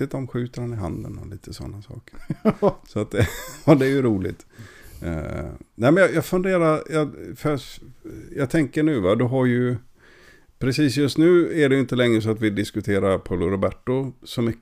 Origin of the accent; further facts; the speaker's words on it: Gothenburg, Västra Götaland, Sweden; du får inte kalla mig för feskekörka bara för att jag kommer från Göteborg.